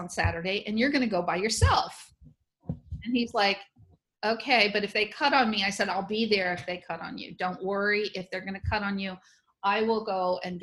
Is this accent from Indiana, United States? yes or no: no; New Orleans, Louisiana, United States; here in my hometown